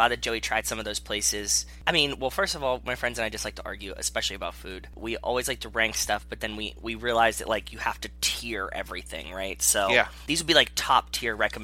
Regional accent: Pittsburgh, Pennsylvania, United States; I was born and raised in Pittsburgh

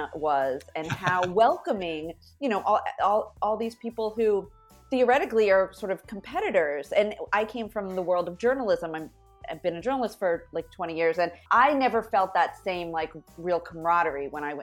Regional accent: Fresno, California, United States; moved away; also born or lived in New York City; where I grew up in Fresno, California, there were no Hasidic Jews.

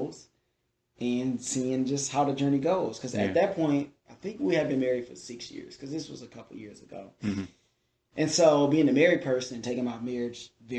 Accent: Detroit, Michigan, United States; I'm from Detroit. Hockey town

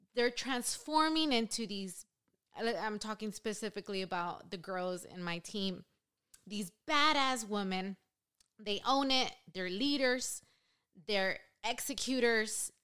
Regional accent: Los Angeles, California, United States; also born or lived in San Diego; Born and raised in East L A.

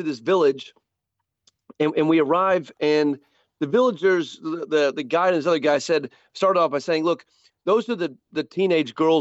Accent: Fort Worth, Texas, United States; my hometown Fort Worth, Texas

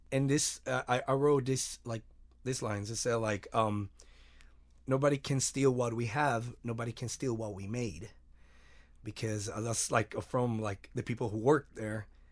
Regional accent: Mexico; I'm from Mexico

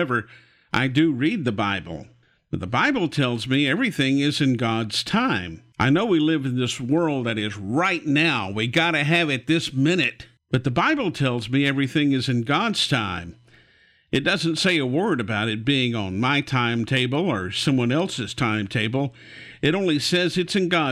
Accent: Houston, Texas, United States; growing up in Houston, we had window units in our house when I was a little kid

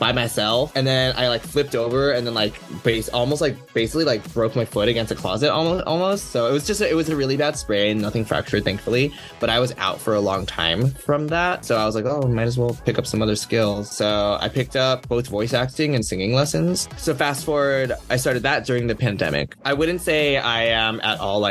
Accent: Bay Area, California, United States; we're both from the Bay Area. We're both Taiwanese, Cantonese Americans.

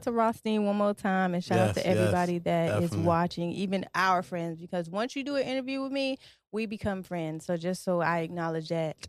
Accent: Detroit, Michigan, United States; moved away as an adult; now in Virginia, United States; I'm originally from Detroit. So I moved.

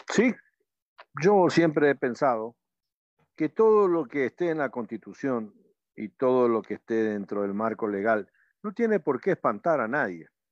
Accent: Ecuador; como ecuatorianos

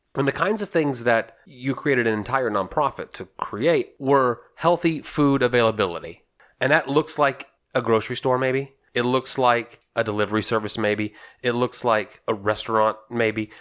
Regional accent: Texas, United States; we're from Texas

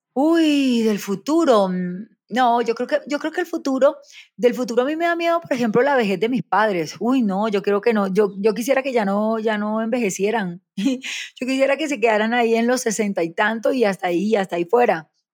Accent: Barranquilla, Atlántico, Colombia; also born or lived in Soledad, Atlántico; nací en Soledad Atlántico, me crié en Barranquilla

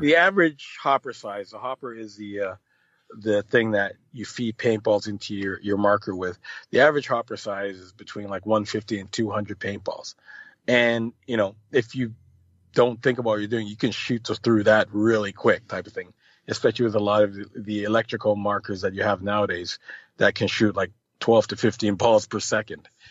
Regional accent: Canada; also born or lived in Jamaica; I am Canadian

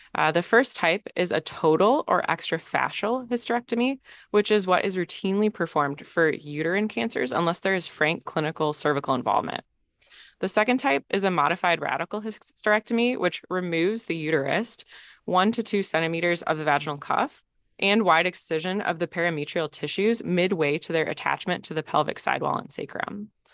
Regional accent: Green Bay, Wisconsin, United States; moved away as an adult; also born or lived in Michigan / Madison, Wisconsin; now in Stanford, United States; from Green Bay, Wisconsin originally

